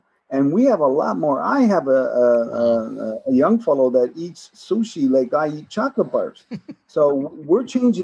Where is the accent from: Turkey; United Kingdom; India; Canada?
Canada; Newfoundland and Labrador; So I grew up in Newfoundland. Salt fish was a big thing.